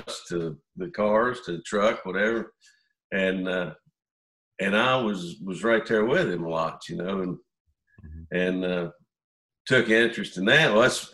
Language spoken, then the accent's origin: English; South Central Pennsylvania, United States; we grew up in South Central Pennsylvania